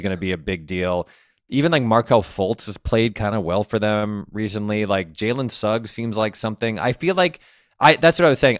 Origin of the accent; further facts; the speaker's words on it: Connecticut, United States; I grew up in Connecticut